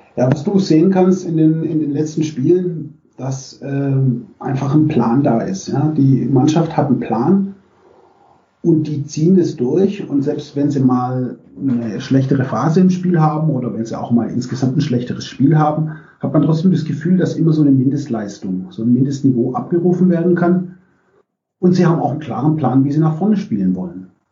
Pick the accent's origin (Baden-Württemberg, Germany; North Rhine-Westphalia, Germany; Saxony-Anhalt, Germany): Baden-Württemberg, Germany; Bietigheim-Bissingen; ich bin im Großraum Stuttgart aufgewachsen, in Bietigheim-Bissingen